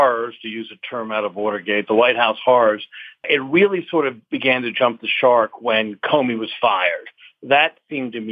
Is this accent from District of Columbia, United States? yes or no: yes; Washington, District of Columbia, United States; I was from Washington. I grew up in Washington.